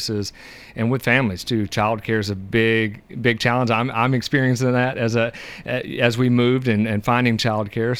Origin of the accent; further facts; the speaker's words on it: Hartselle, Alabama, United States; moved away as an adult; also born or lived in San Diego, California; now in Smyrna, United States; I'm originally from Hartsville, Alabama, just about 2 hours south